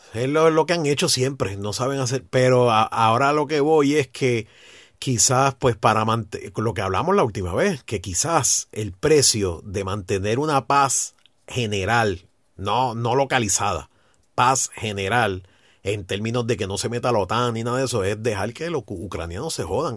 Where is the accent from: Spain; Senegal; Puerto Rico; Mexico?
Puerto Rico; nosotros como boricua